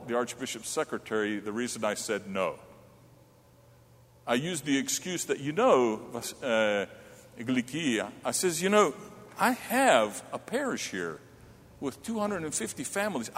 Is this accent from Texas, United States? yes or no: no; Charlotte, North Carolina, United States; now in Johnstown, United States; growing up in Charlotte, at the age of 6